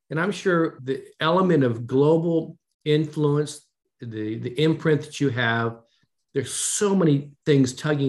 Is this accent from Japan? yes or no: yes; Japan; born there; I was born in Japan, as you know. My mother was Japanese. My dad was in the military.